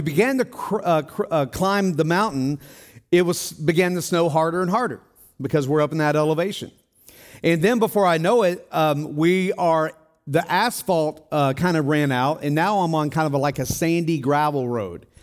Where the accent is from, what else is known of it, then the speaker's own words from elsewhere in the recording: Tennessee, United States; moved away; also born or lived in Denver, Colorado; I'm from Tennessee